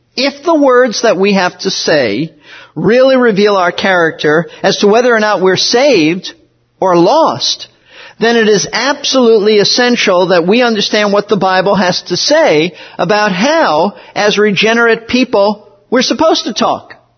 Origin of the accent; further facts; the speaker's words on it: New York City, New York, United States; moved away as an adult; also born or lived in Florida; I was raised in Brooklyn, New York, not in a Christian home